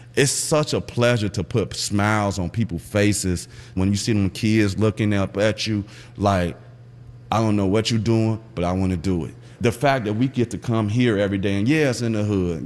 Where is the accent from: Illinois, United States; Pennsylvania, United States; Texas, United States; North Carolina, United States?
Illinois, United States; Chicago; I grew up in West Garfield Park area